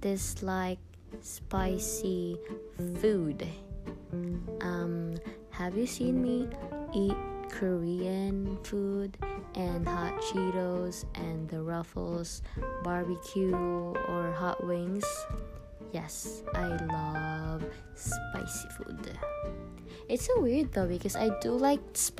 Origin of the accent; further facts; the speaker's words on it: Philippines; now in Miami, United States; I am Filipino, he is Nicaraguan, and I was born in the Philippines